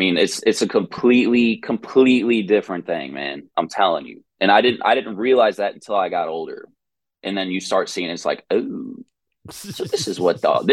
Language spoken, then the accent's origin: English; East Cobb, Georgia, United States; I'm from East Cobb. I grew up in East Cobb. I went to Walton High School.